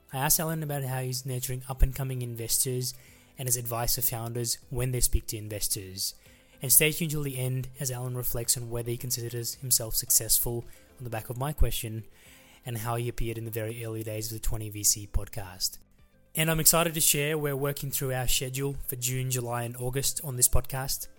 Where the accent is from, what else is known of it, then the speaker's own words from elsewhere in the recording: Melbourne, Victoria, Australia; I grew up in Melbourne as well, so I grew up not far from Box Hill